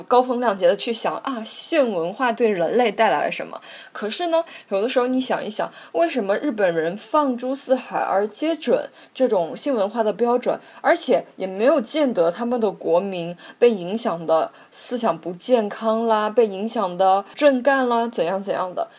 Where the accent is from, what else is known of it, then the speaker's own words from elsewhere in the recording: China; first language Chinese; 我们中国人传统上很难接受肮脏美